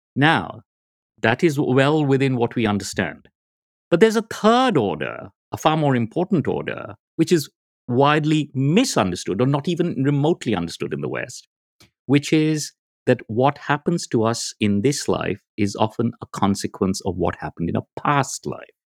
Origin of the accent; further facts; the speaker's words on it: India; I'm from India